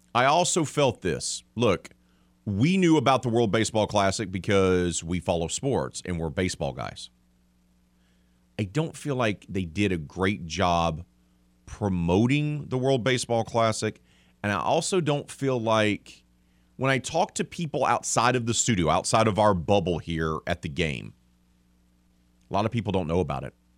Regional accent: United States; arrogant American.

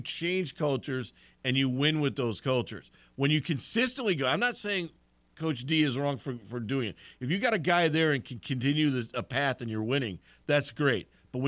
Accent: California, United States; I came from California, so I'm completely different on this.

